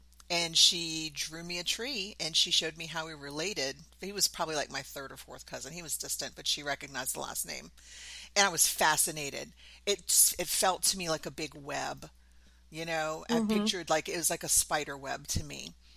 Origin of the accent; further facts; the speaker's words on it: New Orleans, Louisiana, United States; moved away as an adult; also born or lived in Southern Mississippi; now in Virginia, United States; I'm from New Orleans. I grew up in New Orleans. I've lived in New Orleans for probably 90% of my life